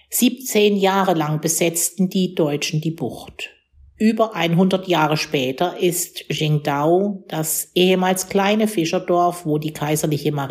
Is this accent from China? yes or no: yes; Qingdao, Shandong, China; Ich bin in Qingdao geboren und aufgewachsen, in den meandernden Straßen und den rotdachigen Häusern des alten deutschen Viertels.